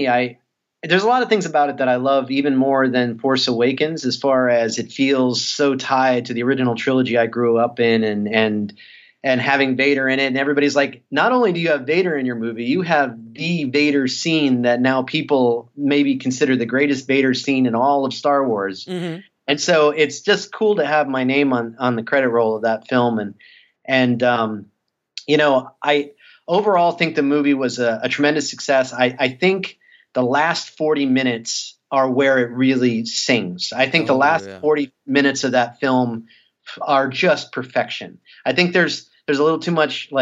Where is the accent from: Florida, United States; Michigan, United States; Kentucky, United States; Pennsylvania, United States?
Florida, United States; South; I'm an East Coaster, you know, I'm from South Florida